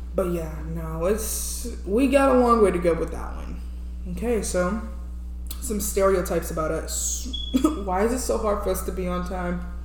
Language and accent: English; New Orleans, Louisiana, United States; America. Louisiana to be specific